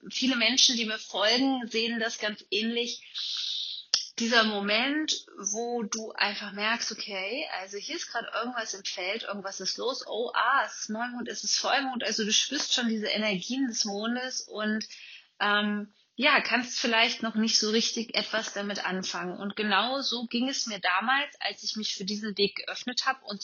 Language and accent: German; Kassel, Hesse, Germany; ich komme ja aus, aus Nordhessen ähm, bin geboren in Kassel